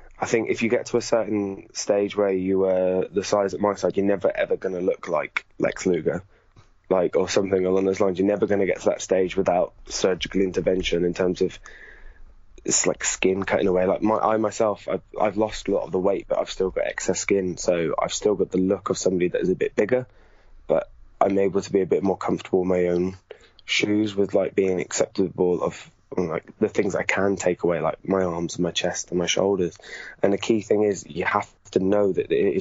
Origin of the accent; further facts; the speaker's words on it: Gloucester, South West England, United Kingdom; where I grew up in Gloucester